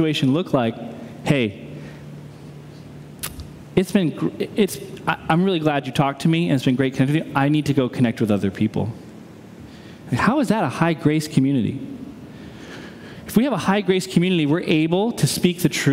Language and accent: English; New England, United States; now in Midwest, United States; I'm a New Englander who's lived in the Midwest